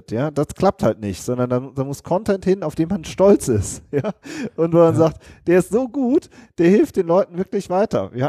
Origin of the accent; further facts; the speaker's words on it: Rhineland, Germany; genau, wir kommen aus dem Rheinland. So ist das.